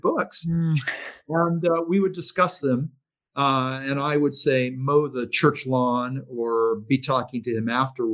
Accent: Maine, United States; moved away; we had a minister in my hometown in Maine

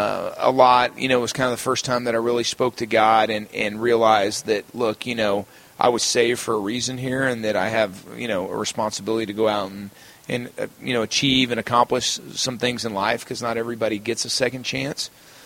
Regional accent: Texas, United States; growing up in Texas

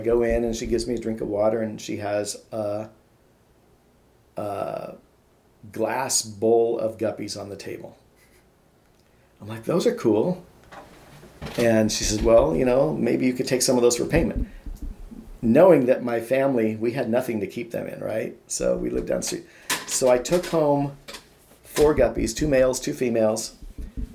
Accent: Issaquah, Washington, United States; also born or lived in Missouri; I grew up primarily in a suburb called Issaquah

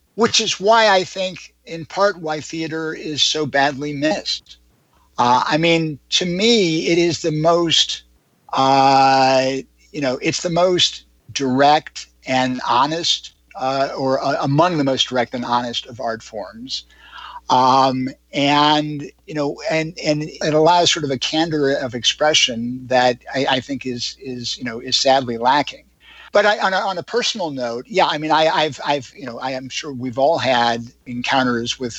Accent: Chicago, Illinois, United States; moved away; I'm originally from Chicago

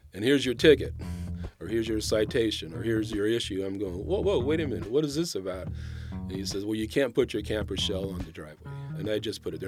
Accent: El Dorado Hills, California, United States; born or raised there; also born or lived in Carmichael, California / Sacramento, California

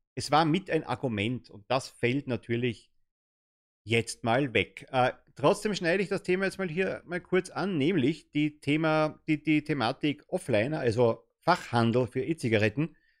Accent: Germany; als Deutscher

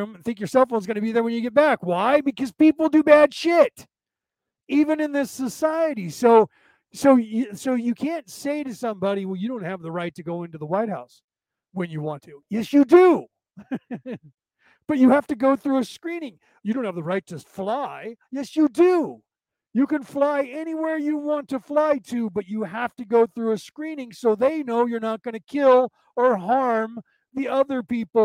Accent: United States; I was born in this country. I'm an American citizen

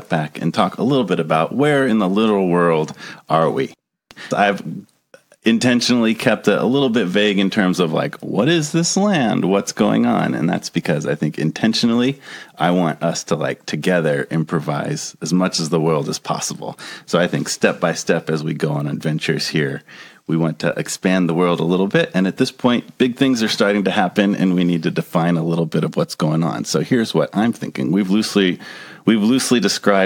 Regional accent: United States; I'm American

